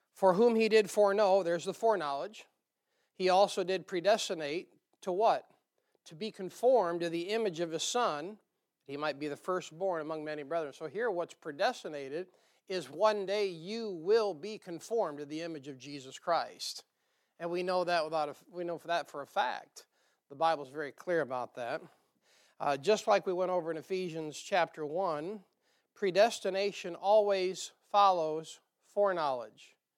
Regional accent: the North, United States; accent: northern; moved away; my northern accent

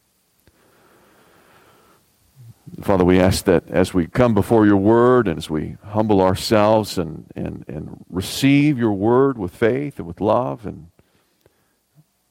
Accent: the South, Southern United States, United States; As a Southerner

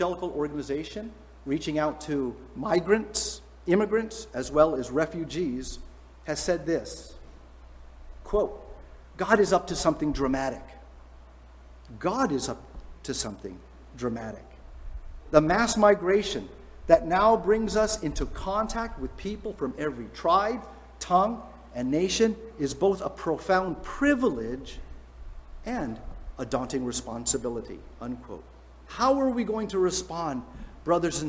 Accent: San Francisco Bay Area, California, United States; we're from San Francisco Bay Area

